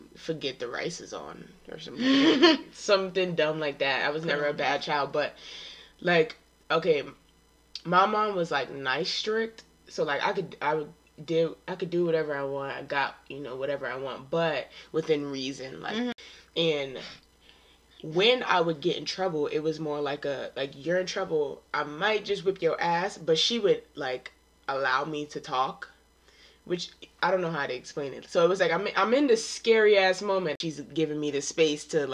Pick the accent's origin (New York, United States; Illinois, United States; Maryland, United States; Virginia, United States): New York, United States; I'm from New York